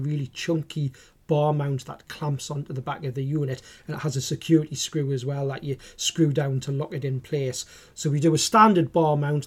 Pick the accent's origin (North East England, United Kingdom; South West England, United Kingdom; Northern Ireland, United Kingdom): North East England, United Kingdom; Newcastle upon Tyne; accent: Geordie; my Geordie accent